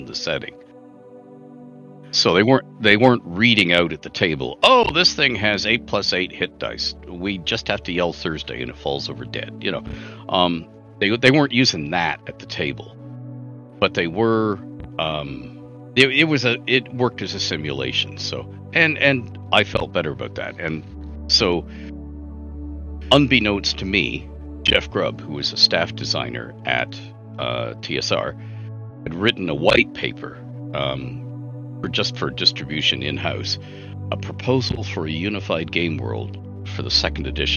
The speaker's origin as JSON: {"language": "English", "country": "Canada", "said": "I'm Canadian"}